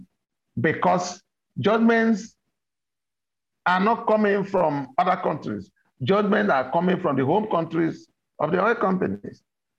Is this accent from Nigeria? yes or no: yes; Nigeria; our own country